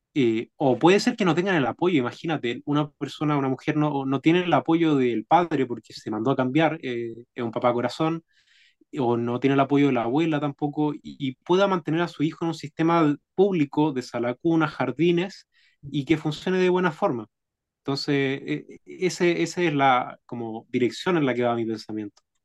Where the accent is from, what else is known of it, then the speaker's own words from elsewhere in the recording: Chile; los bajos sueldos que recibimos como chilenos